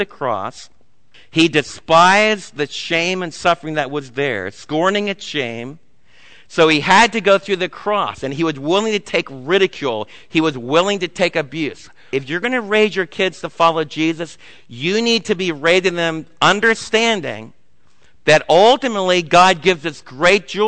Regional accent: United States; as American parents

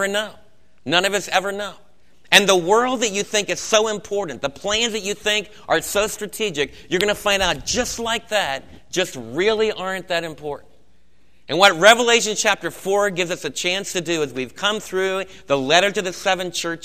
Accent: United States; us as American believers

